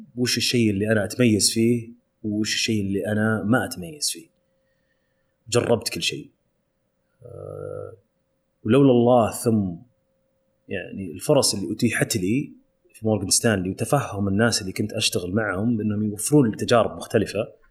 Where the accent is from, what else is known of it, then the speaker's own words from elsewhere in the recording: Saudi Arabia; also born or lived in London; كوني سعودي